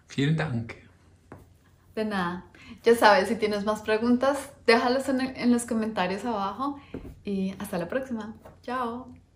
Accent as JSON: {"language": "Spanish", "region": "Bogotá", "country": "Colombia", "moved": "yes", "said": "Yo vengo de Bogotá, Colombia"}